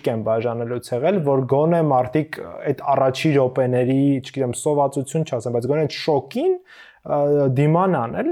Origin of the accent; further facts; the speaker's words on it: Stepanavan, Lori, Armenia; ես Ստեփանավանից եմ